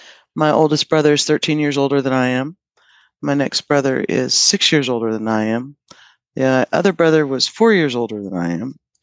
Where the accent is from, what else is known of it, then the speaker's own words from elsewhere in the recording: Portland, Indiana, United States; moved away as an adult; also born or lived in Austin, Texas; I'm from Portland, Indiana, 33 miles southeast of Muncie.